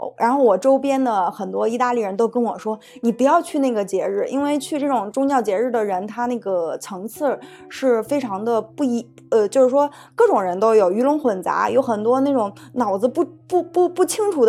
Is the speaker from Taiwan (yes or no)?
no; China; now in Italy; 她可能看到我是中国人，她就很支支吾吾的不跟我讲话了。